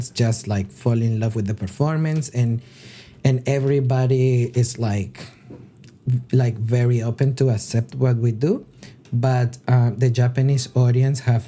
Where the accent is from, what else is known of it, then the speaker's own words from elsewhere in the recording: Colombia; moved away; I'm originally from Colombia